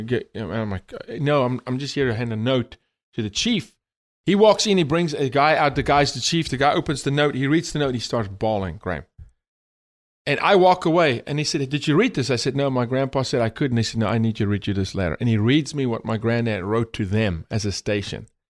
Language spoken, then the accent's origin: English; South Africa; moved away as an adult; now in United States; born and raised in South Africa, the first 28 years of my life when I immigrated